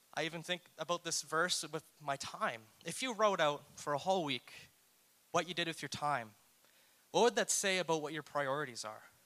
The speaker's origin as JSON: {"language": "English", "region": "New Brunswick", "country": "Canada", "tie": "born or raised there", "said": "I'm from New Brunswick and I went to a church there growing up"}